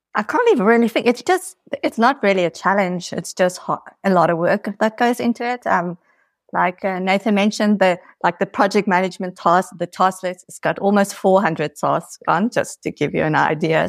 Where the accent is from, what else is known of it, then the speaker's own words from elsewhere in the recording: South Africa; now in Portugal; I'm originally from South Africa, but I'm living here in Portugal